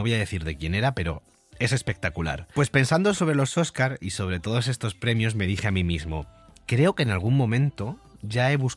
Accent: Andalusia, Spain; yo como buen andaluz que soy, aunque no se me note mucho por el acento, estoy muy orgulloso

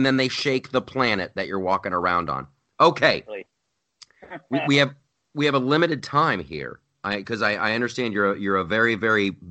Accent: Ohio, United States; moved away as an adult; also born or lived in California; I grew up in Ohio, and my whole joke when I moved, after I moved to California in like 99

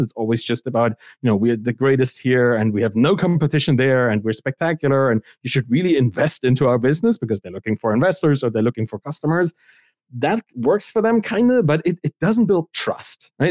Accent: East Germany, Germany; I come from East Germany. That's kind of where I grew up

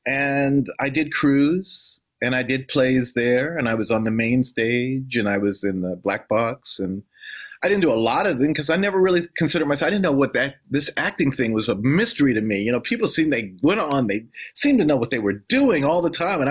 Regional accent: Washington, District of Columbia, United States; moved away as an adult; also born or lived in New York City; now in Boston, United States; Washington, D.C., yeah, that's my hometown. I was born and raised

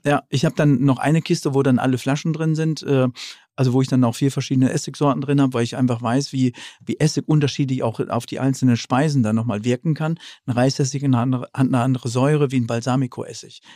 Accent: North Rhine-Westphalia, Germany; moved away; also born or lived in Franconia; ich als Westfale

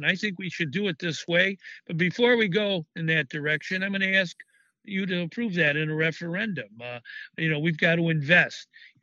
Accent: Chicago, Illinois, United States; I was born in South Shore on the South Side. I've lived in the same house for 39 years in Chicago on the West Side

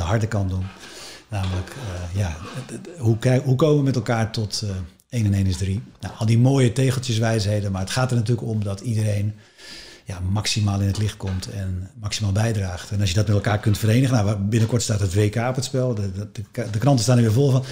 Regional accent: West Friesland, North Holland, Netherlands; ik kom uit West-Friesland, dat is een hartstikke mooi deel van Nederland.

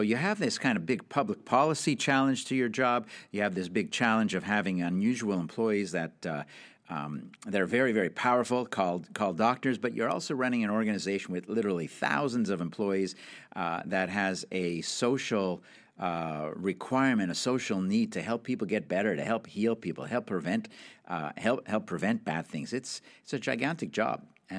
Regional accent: Canada; So you know that I'm Canadian.

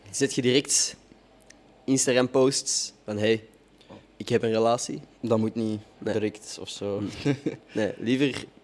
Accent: Morocco; Ja, ik ben zelf ook Marokkaan mhm. en moslim.

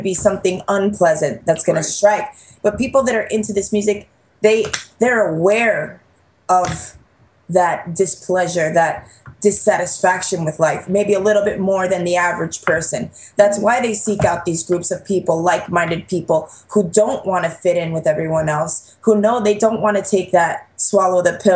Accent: New York, United States; growing up in New York

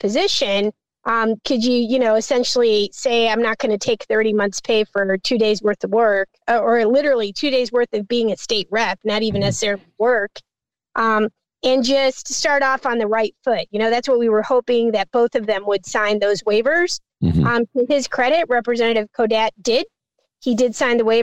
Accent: Chicago, Illinois, United States; I lived in that neighborhood. I was born in Little Village. I felt as a little kid who was like 7 going on 8 that we were run out of our neighborhood.

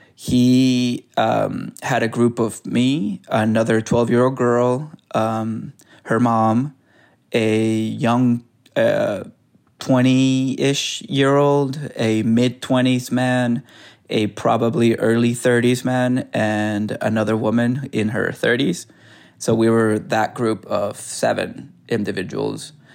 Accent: San Francisco, California, United States; moved away as an adult; also born or lived in El Salvador / New York City; now in Tucson, United States; I grew up in San Francisco, and then I moved to New

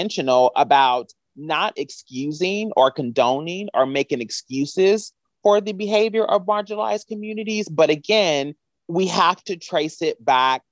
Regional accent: Kentucky, United States; now in Los Angeles, United States; I'm from Kentucky.

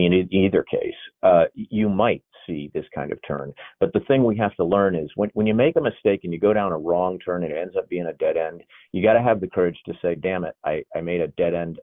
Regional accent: Maine, United States; my hometown in Maine

